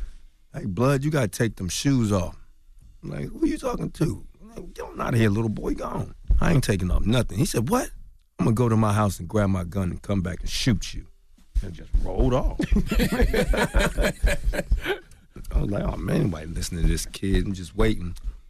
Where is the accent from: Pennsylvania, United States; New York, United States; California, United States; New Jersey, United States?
Pennsylvania, United States; Philadelphia; You know, because growing up in Philly, we have a different thing.